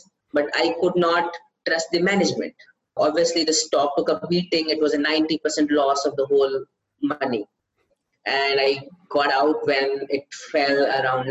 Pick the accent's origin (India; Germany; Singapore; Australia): India; from India